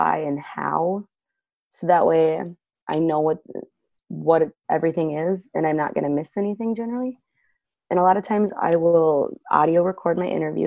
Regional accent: Waseca, Minnesota, United States; also born or lived in Janesville, Minnesota; I am from Waseca. I do live in the Janesville area, so it's been really cool to be back in my hometown.

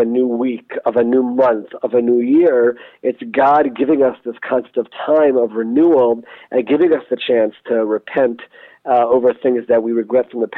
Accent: United States; growing up in America

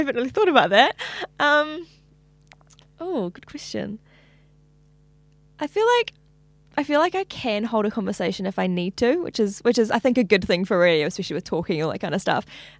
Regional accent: Hamilton, Waikato, New Zealand; now in Auckland, New Zealand; Hamilton, yeah.

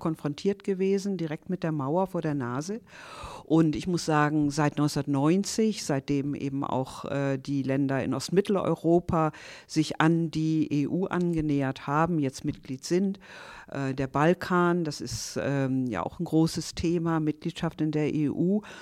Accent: near Stade, Lower Saxony, Germany; moved away as an adult; also born or lived in Berlin / Hanover; ich bin in Niedersachsen geboren, in der Nähe von Stade und bin dann zum Studium nach Berlin gegangen

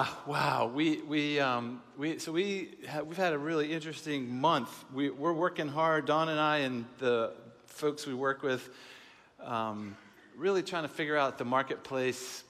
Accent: Seattle, Washington, United States; we're from Seattle. It's a progressive city.

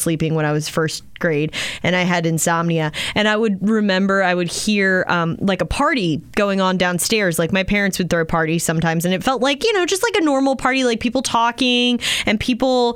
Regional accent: Maryland, United States; growing up in Maryland

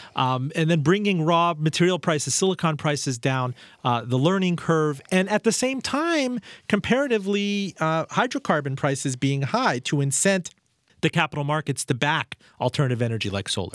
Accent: Miami, Florida, United States; I was raised in Miami

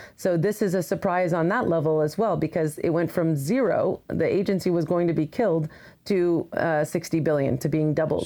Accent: Colorado, United States; moved away as an adult; now in Washington, D.C., United States; I grew up in Colorado

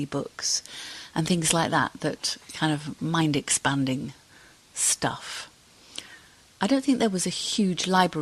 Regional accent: Cardiff, Wales, United Kingdom; moved away; also born or lived in Halifax, Yorkshire; we moved from Halifax to Cardiff, and that's where I grew up

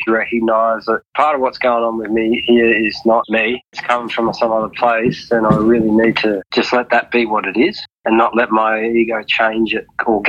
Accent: Wathaurong country, Victoria, Australia; now in Queensland, Australia; I grew up down on Wathaurong country.

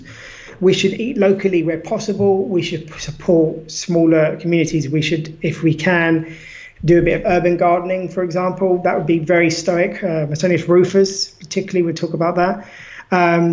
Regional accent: United Kingdom; now in Lisbon, Portugal; I'm British

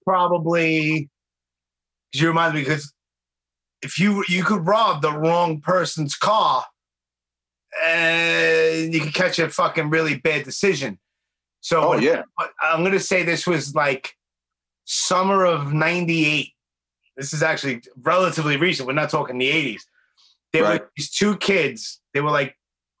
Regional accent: New York City, New York, United States; also born or lived in Howard Beach, Queens; I grew up in Canarsie in Brooklyn, and then I moved to Howard Beach

